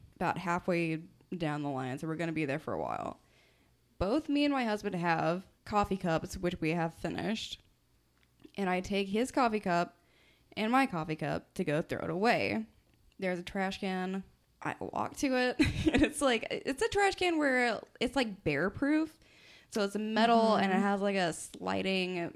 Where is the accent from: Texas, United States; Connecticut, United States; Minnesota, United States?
Texas, United States; moved away; I'm from Texas